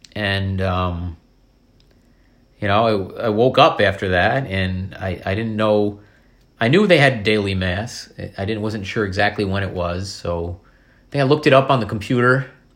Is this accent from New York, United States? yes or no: yes; Columbia County, New York, United States; also born or lived in Corning, New York; we, we grew up in Columbia County, but I was born in Corning